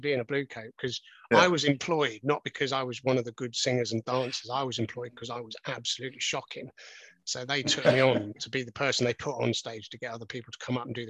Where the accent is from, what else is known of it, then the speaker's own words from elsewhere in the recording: Lusaka, Lusaka Province, Zambia; born there; Well, I was born in Africa, actually. So if you want to go back to when I was first, I was actually born in Zambia, in Lusaka.